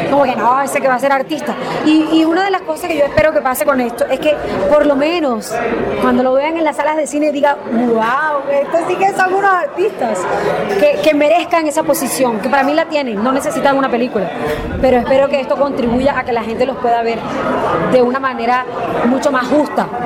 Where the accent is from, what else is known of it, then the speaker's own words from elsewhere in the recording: Colombia; Y creo que ese es mi sueño como colombiana